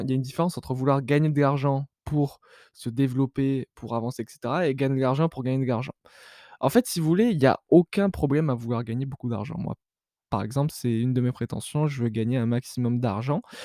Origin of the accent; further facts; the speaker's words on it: France; dans laquelle je suis né, donc en France